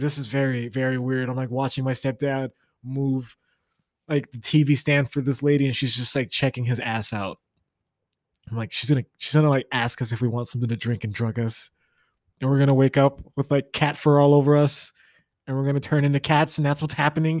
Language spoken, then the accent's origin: English; Florida, United States; also born or lived in the South; now in Midwest, United States; I'm from Florida